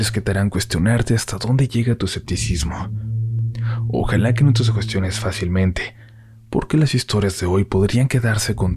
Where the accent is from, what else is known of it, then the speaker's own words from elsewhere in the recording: San Luis Potosí, Mexico; soy de San Luis Potosí.